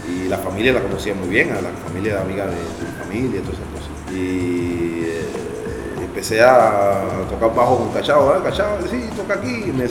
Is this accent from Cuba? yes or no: yes; Havana, Cuba; moved away as an adult; now in Paris, France; yo soy de Cayo Hueso.